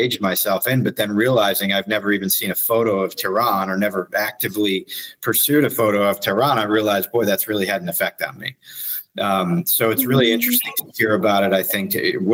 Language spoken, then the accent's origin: English; United States; also born or lived in Sweden; me growing up in the United States